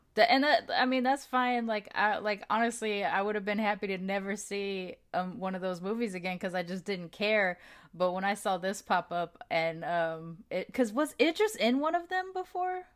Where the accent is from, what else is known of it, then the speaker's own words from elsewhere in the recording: United States; I was born in the United States